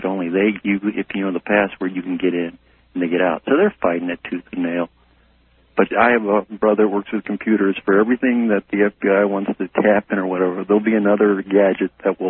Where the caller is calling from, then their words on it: San Luis Obispo, California, United States; I'm calling from the socialist state of California, San Luis Obispo.